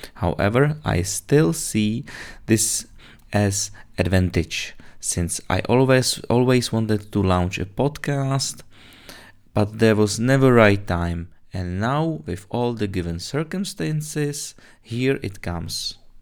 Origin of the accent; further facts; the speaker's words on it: Czechia; English is a second language; moved away; also born or lived in Britain; you already spotted my little accent. Well, anyone who guessed I'm originally from Czech Republic guessed it right